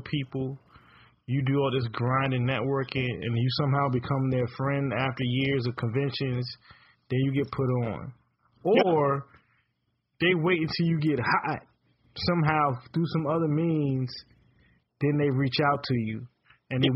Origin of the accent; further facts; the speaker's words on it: United States; I'm an American